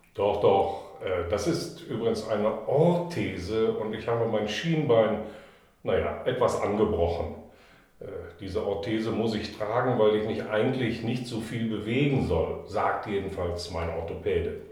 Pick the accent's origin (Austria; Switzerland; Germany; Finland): Germany; Harz; moved away; Meine Heimat ist der Harz